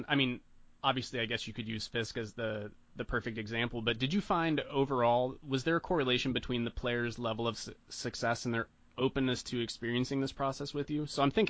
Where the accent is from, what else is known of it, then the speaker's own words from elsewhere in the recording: Western Pennsylvania, United States; I grew up in Western Pennsylvania